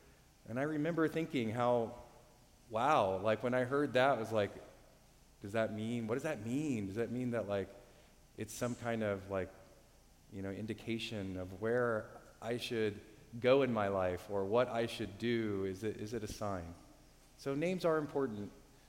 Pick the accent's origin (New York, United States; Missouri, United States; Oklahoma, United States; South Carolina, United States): Oklahoma, United States; Oklahoma City; now in Cincinnati, United States; I'm from Oklahoma City, so I grew up with the Big 12